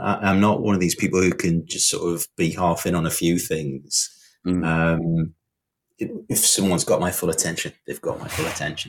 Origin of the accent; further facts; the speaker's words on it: the Northeast, North East England, United Kingdom; I was from the Northeast, um, quite a, um, I don't know, like a tough environment to grow up